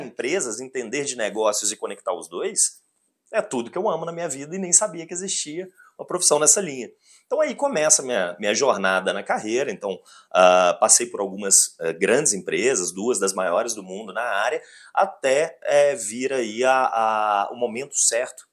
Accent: Belo Horizonte, Minas Gerais, Brazil; Se eu sou mineiro, se eu sou Belo Horizontino

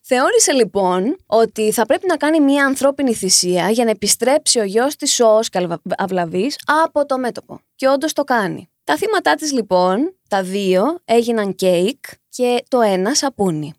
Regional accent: Chalcis, Central Greece, Greece; εγώ είμαι από τη Χαλκίδα.

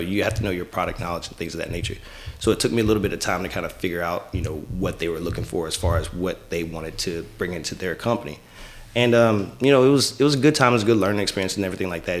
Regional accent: Lufkin, Texas, United States; moved away as an adult; also born or lived in Winchester, Virginia; I'm originally from Lufkin, Texas

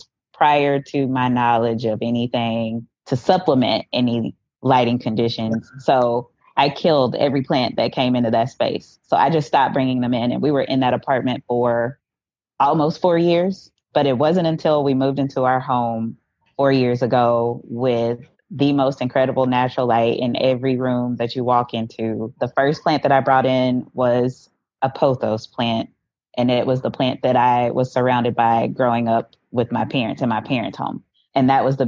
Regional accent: West Memphis, Arkansas, United States; moved away as an adult; also born or lived in Conway, Arkansas / Fort Smith, Arkansas; I was born and raised in West Memphis, Arkansas, so not very far from where I live now

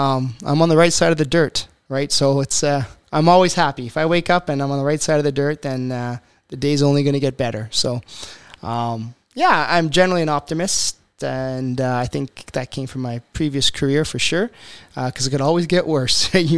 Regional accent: Ontario, Canada; born there; I wasn't born in Alberta. I was born in Eastern Ontario. I came out here because I was in the military.

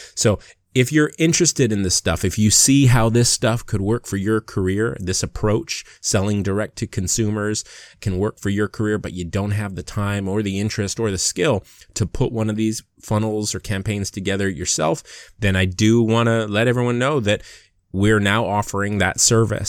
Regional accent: Waimanalo, Hawaii, United States; moved away as an adult; also born or lived in Seattle / Long Beach / Los Angeles; So, I'm from Hawaii. I was born and raised in Hawaii, a little town called Waimanalo.

